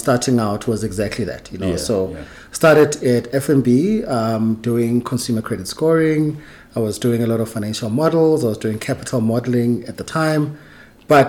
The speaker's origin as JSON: {"language": "English", "town": "Kagiso", "region": "Gauteng", "country": "South Africa", "tie": "born or raised there", "also_born_or_lived": "Tsakane, East Rand", "said": "I was born in the East Rand. In Tsakane. And then we moved to Kagiso. I was very young, like late 80s. That's when we moved to Kagiso, and that's where I grew up"}